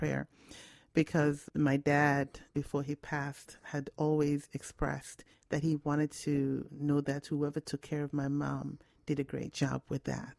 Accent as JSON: {"language": "English", "country": "Ghana", "moved": "yes", "said": "I'm Ghanaian"}